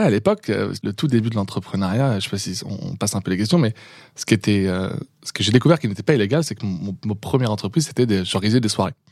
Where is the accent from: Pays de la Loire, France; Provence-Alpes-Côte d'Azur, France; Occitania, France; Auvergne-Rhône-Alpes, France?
Pays de la Loire, France; Le Mans; au Mans. et non